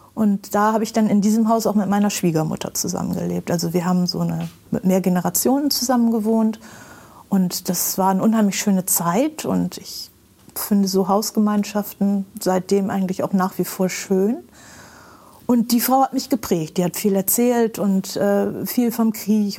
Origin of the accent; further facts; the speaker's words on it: Bremen, Germany; ich bin in Bremen geboren und eigentlich hier sehr verwurzelt und wollte nie woanders hin